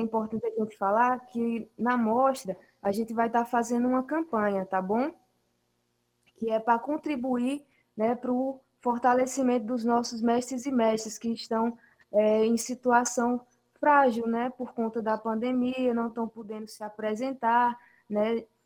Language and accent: Portuguese; Sousa, Paraíba, Brazil; moved away as an adult; now in João Pessoa, Brazil; eu sou do sertão da Paraíba, de Souza